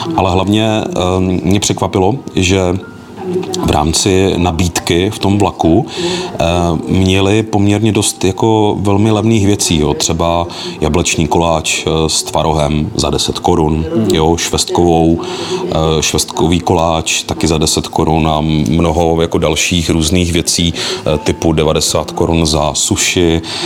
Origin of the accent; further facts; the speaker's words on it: Moravia, Zlín Region, Czechia; spíš nás jako z Moravy, no, protože přeci jenom jsme tady ve Zlínském kraji velmi blízko Slovensku